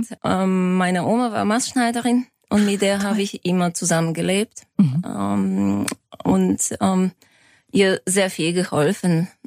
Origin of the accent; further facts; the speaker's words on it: Sofia, Sofia City, Bulgaria; Genau, ich komme aus Sofia. Es hat sich ja, ich habe ein deutsches Gymnasium äh, besucht in Bulgarien